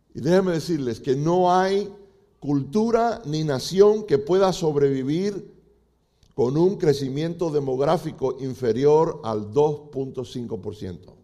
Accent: Cuba; now in United States; como decimos los cubanos

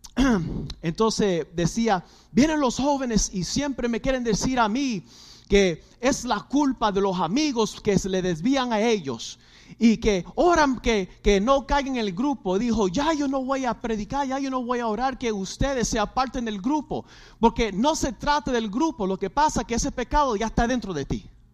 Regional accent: Puerto Rico; somos boricuas

